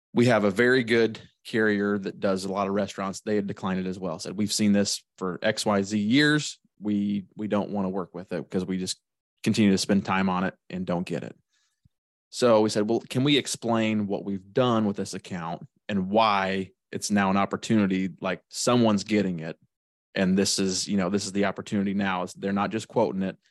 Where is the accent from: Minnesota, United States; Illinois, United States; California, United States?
Illinois, United States; Shelbyville; I'm from Shelbyville, Illinois